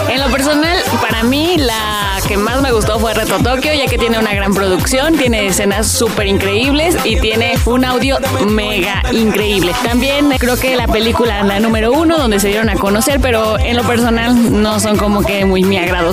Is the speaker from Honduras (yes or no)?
no; Mexico; a nosotros como mexicanos